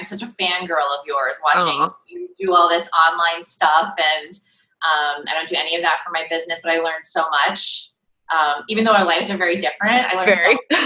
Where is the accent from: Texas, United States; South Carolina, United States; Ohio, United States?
Ohio, United States; Cleveland; moved away as an adult; now in Brooklyn, United States; I know I'm in Brooklyn now, but I'm originally from Cleveland, Ohio, so I do have some of those Midwest hardworking sensibilities. And I moved to New York 20 years ago.